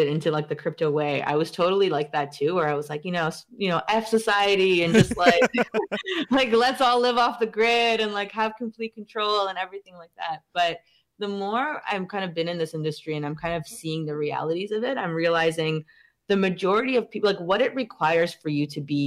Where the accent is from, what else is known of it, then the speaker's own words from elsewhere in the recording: Iran; moved away; I'm from Iran.